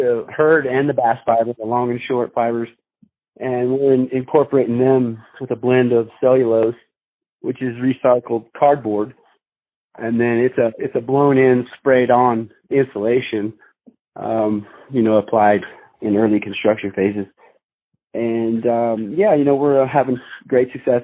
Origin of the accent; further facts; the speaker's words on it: Colorado, United States; I grew up in Colorado